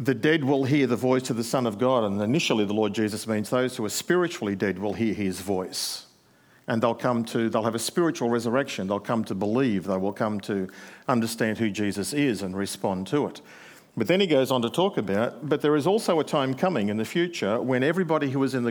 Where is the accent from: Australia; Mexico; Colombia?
Australia; New South Wales; moved away as an adult; now in Queensland, Australia; I'm from New South Wales.